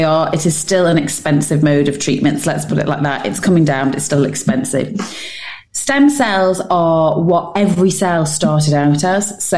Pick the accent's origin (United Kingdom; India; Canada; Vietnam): United Kingdom; as British people